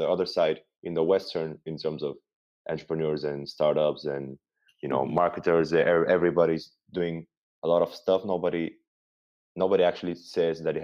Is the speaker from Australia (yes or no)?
no; Bulgaria; I'm from Bulgaria